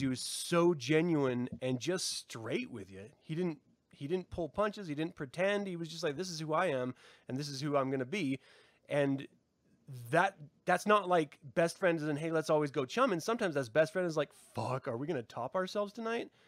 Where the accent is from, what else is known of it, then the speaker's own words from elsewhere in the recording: United States; I'm American